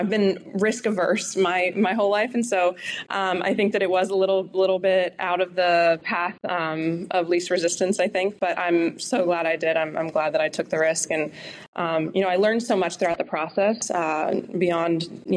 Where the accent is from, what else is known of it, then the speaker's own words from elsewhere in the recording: Pittsburgh, Pennsylvania, United States; I come from Pittsburgh, where, you know, there's been a lot of union presence